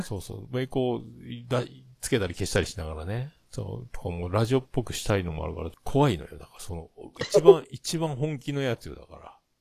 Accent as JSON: {"language": "Japanese", "region": "Yamaguchi", "country": "Japan", "said": "僕山口県なんですよ"}